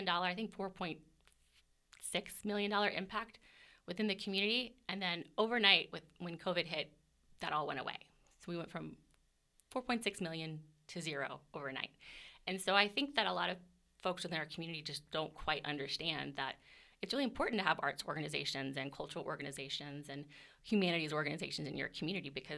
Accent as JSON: {"language": "English", "region": "Virginia", "country": "United States", "tie": "born or raised there", "also_born_or_lived": "Denver, Colorado", "moved": "yes", "lives_now": "Lee's Summit, United States", "said": "I grew up on the East Coast in Virginia"}